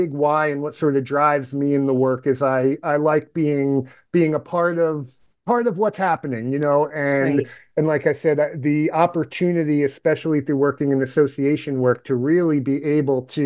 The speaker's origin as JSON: {"language": "English", "town": "Yonkers", "region": "New York", "country": "United States", "tie": "born or raised there", "moved": "as an adult", "lives_now": "Ohio, United States", "said": "I'm from New York originally. I was born and raised in Yonkers, New York"}